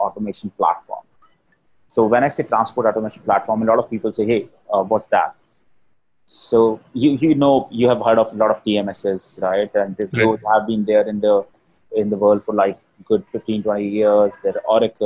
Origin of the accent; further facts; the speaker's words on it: Rajasthan, India; I'm from Rajasthan, I'm a Marwari